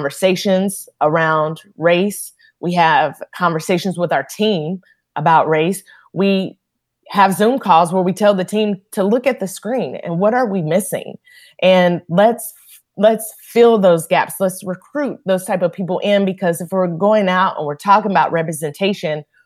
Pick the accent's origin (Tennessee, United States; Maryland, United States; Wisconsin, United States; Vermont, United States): Tennessee, United States; Powell; I grew up in Powell, Tennessee.